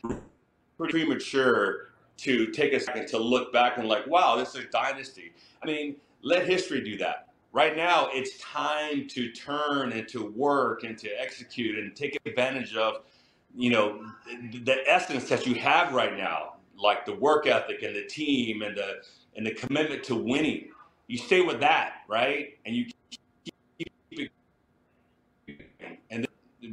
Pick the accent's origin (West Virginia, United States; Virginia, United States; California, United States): California, United States; San Diego; moved away; also born or lived in Kansas City; play in my hometown